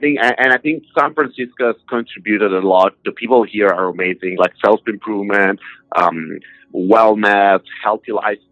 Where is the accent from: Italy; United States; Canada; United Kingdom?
Italy; I came from Italy, so I used to drink something like 10 coffees per day, maybe espresso.